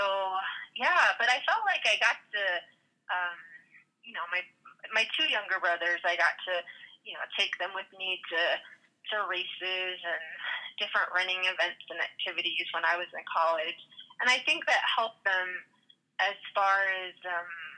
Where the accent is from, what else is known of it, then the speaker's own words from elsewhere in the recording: Ganado, Arizona, United States; moved away; I was born and raised in Ganado. It's a really small town on the Navajo Reservation.